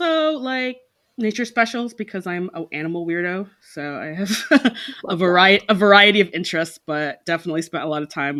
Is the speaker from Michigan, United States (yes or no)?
yes; Detroit, Michigan, United States; I'm from Detroit, Michigan in the U.S., colloquially known as the Midwest